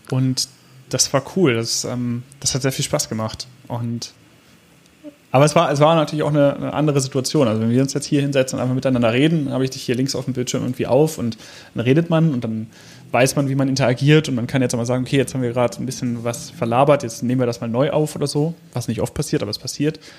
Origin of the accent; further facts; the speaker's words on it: Hanover, Lower Saxony, Germany; Oberbranddirektor A.D. Lange aus Hannover, also auch noch der Amtsleiter der Feuerwehr meiner Heimatstadt